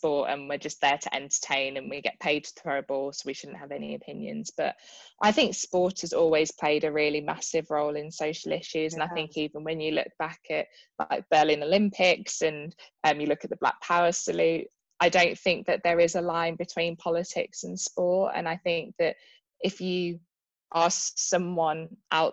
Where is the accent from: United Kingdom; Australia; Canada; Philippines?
United Kingdom; Birmingham, West Midlands; in Birmingham, which is my hometown